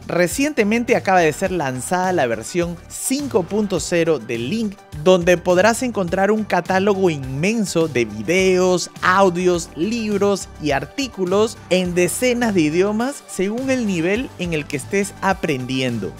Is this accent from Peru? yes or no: yes; Peru; now in Germany; yo, yo soy de Perú y vivo en, Alemania